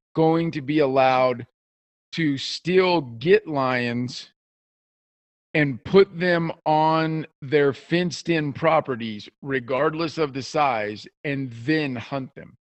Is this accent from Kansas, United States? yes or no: yes; South Central Kansas, United States; I grew up in South Central Kansas